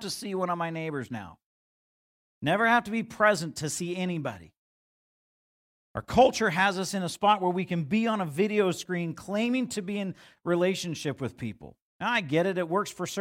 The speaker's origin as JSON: {"language": "English", "country": "United States", "said": "us as American Christians"}